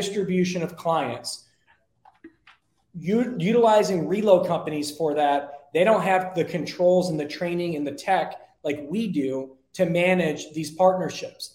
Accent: Detroit, Michigan, United States; now in Arizona, United States; I'm from Detroit

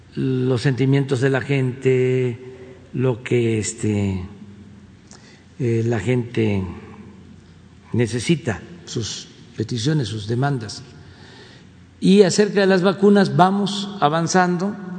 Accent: Tepetitán, Tabasco, Mexico; mi pueblo, en Tepetitán

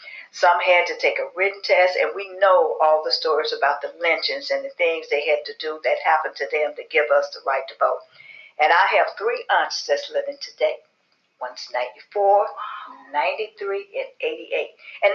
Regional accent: Memphis, Tennessee, United States; Memphis, Tennessee. And that is one of my hometown

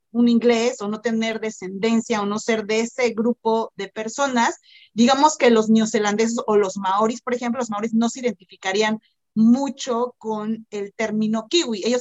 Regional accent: Singapore; now in New Zealand; mi familia es de China y, yo soy de Singapur, etcétera, etcétera.

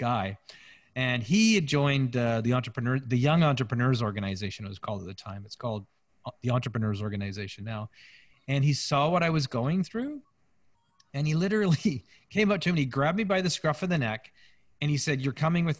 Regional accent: Canada; We're Canadian surfers

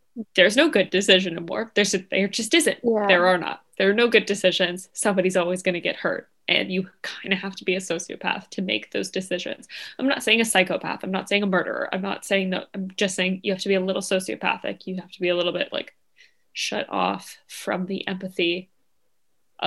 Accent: Canada; moved away; I'm Canadian

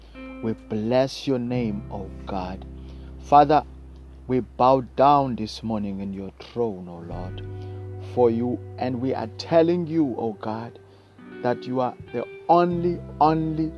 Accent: South Africa; I come from South Africa

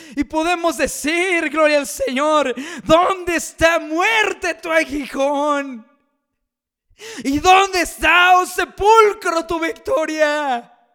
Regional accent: Mexico; aquí en mi país México

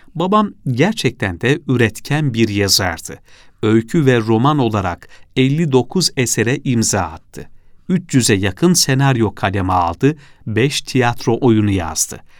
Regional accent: Cibali, Istanbul, Turkey; also born or lived in Fatih, Istanbul; Eski adresiyle Cibali, Fırın Sokak numara 20, şimdiki adresi ise Orhan Kemal Sokağı numara 14 olan bu evde dünyaya geldim

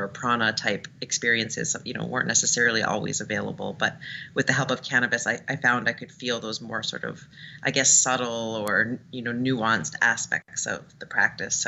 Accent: Toronto, Ontario, Canada; moved away as an adult; now in San Francisco, United States; in 2009 in Toronto, where I'm from. And then I came to San Francisco, and I've been doing it here for 3 years.

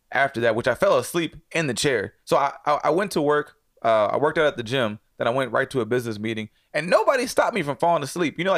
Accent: Atlanta, Georgia, United States; Atlanta, son. I'm from.

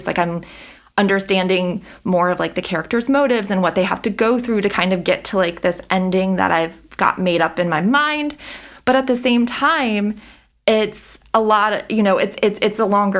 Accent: Frederick, Maryland, United States; I am born and raised in Frederick, live in Frederick, very much Frederick

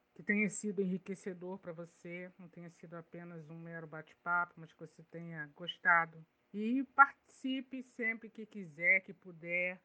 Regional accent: Caxias, Brazil; minha cidade natal. É muito bom poder falar de onde eu nasci

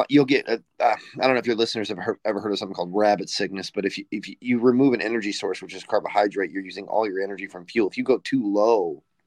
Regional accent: Northern Illinois, United States; I grew up in Northern Illinois

